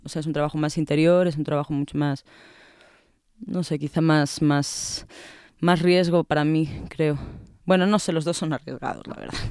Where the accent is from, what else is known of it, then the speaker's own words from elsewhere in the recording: Madrid, Community of Madrid, Spain; accent: chulesco madrileño; moved away as an adult; now in Mexico City, Mexico; soy madrileña y tengo un deje muy chulesco como buena madrileña